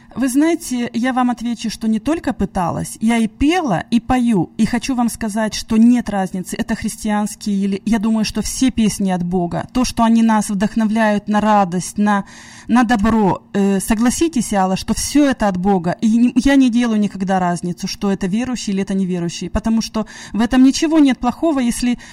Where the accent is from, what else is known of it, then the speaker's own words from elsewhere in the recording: Russia; moved away; я сама из России